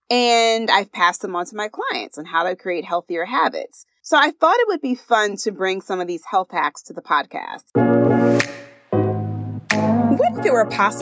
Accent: Philadelphia, Pennsylvania, United States; I say water, water. I'm from Philadelphia. That's how we say water

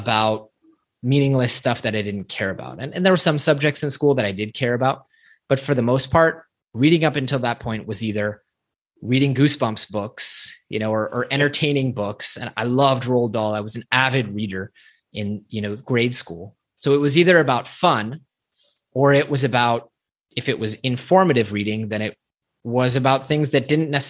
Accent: Silicon Valley, California, United States; growing up in Silicon Valley

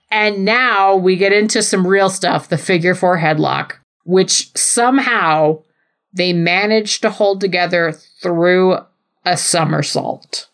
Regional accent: New Mexico, United States; I'm from New Mexico

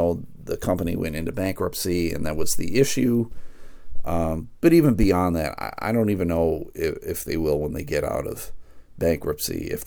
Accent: United States; I guess I'm an American

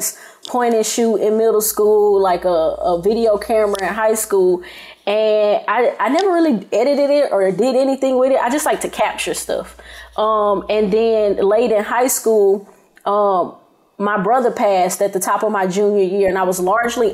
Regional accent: Prichard, Alabama, United States; I'm from Pritchard

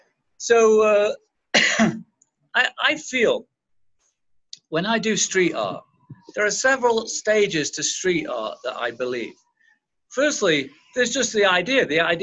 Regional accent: England, United Kingdom; I say I'm English. I'm from England.

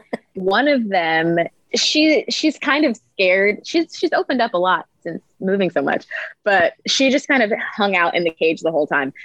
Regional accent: Maryland, United States; moved away as an adult; also born or lived in New York; now in North Hollywood, United States; I went home to Maryland. I'm from Maryland

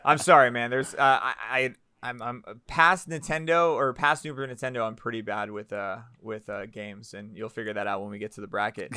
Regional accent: Orlando, Florida, United States; I grew up in Orlando

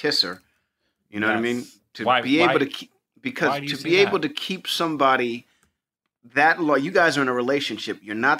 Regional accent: New York City, New York, United States; you know, I grew up in Hell's Kitchen. Warriors, like, is New York City.

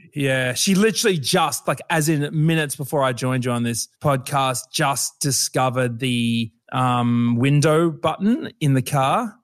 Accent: Brisbane, Queensland, Australia; I'm from Brisbane

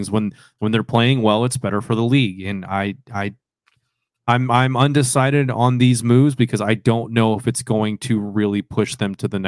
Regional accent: the South, United States; No offense, because I, I, I am from the South. I've only visited, you know, Manhattan eh, when I went up to New York.

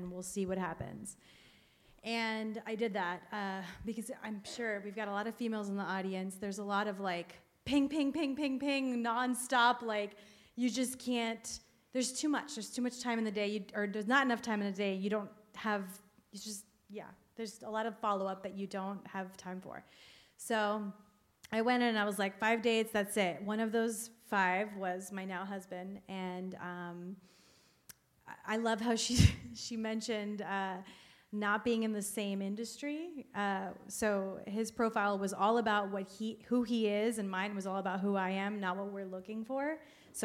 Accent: Miami, Florida, United States; moved away; I'm from Miami

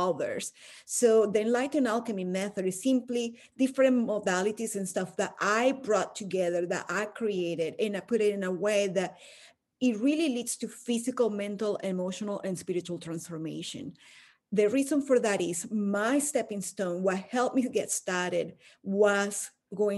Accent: Caracas, Capital District, Venezuela; moved away as an adult; now in United States; I'm from Caracas, Venezuela, where I was born and raised, and I went to law school for a few years before moving to the US

